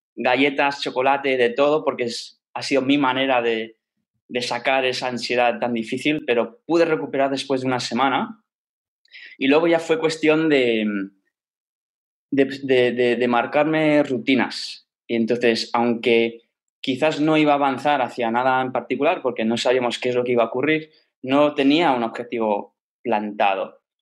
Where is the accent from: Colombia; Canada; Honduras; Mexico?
Canada; Toronto, Ontario; moved away; Yo crecí en, Canadá, en Toronto